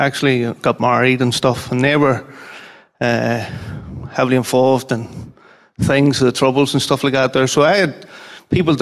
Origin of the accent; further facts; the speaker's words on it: Armagh, Northern Ireland, United Kingdom; from Armagh